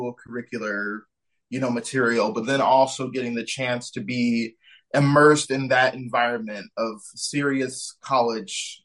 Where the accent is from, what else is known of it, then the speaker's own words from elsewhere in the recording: Shaker Heights, Ohio, United States; now in Fort Worth, United States; I grew up more specifically in Shaker Heights, Ohio